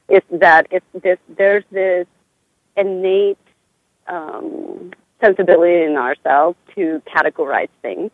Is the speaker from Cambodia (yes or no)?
yes; Cambodia; moved away; Cambodia will always be, you know, part of me because that's where I come from. That's my homeland. That's my home country.